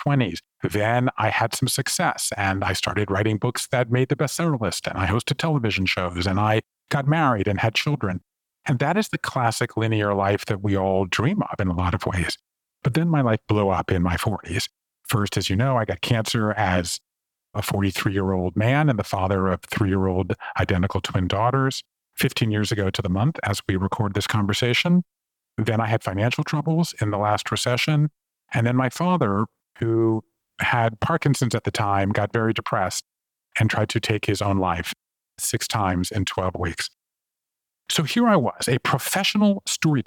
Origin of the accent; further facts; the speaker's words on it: Savannah, Georgia, United States; moved away as an adult; also born or lived in Japan; I grew up in Savannah, Georgia, and I left there and went to college and moved to Japan in the mid-1980s.